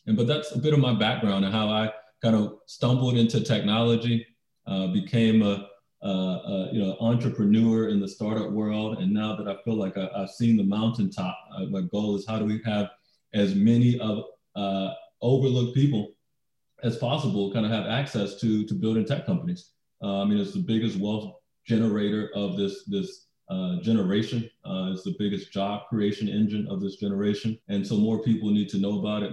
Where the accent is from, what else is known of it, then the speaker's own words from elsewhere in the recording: Baton Rouge, Louisiana, United States; moved away as an adult; also born or lived in Atlanta, Georgia; growing up in Baton Rouge, Louisiana